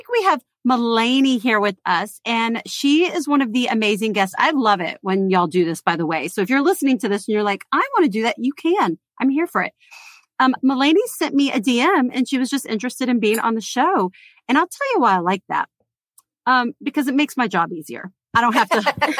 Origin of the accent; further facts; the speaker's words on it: Texas, United States; now in Virginia, United States; We're actually from Texas.